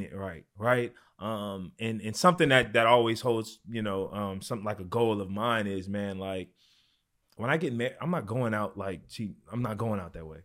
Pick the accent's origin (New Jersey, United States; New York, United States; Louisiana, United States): Louisiana, United States; New Orleans; I'm from New Orleans, Louisiana